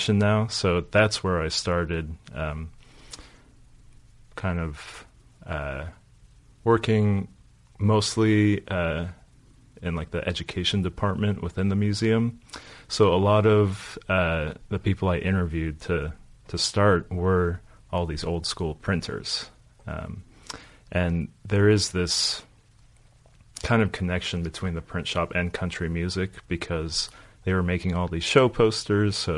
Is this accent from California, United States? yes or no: yes; Los Angeles, California, United States; moved away as an adult; also born or lived in New York / Bay Area; now in Nashville, United States; I grew up in Los Angeles